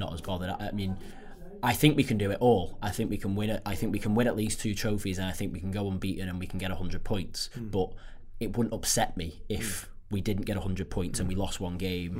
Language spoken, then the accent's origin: English; England, United Kingdom; we as English football fans